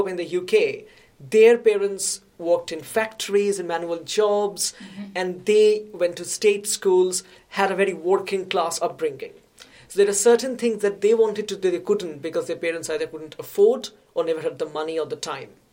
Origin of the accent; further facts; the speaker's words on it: India; I grew up in India